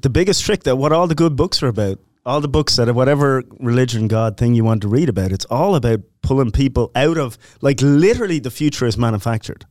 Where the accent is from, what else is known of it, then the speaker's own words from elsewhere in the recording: Ireland; now in United States; Irish Catholic, growing up